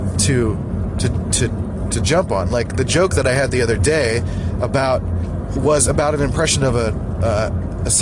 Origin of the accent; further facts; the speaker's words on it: Philadelphia, Pennsylvania, United States; accent: Philly; moved away; I grew up in Northeast Philly, where the accent is, like, super strong and annoying